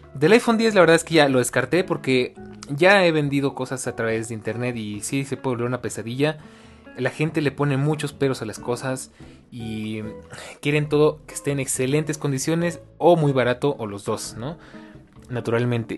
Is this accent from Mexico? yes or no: yes; Mexico; como buen latino y como buen mexicano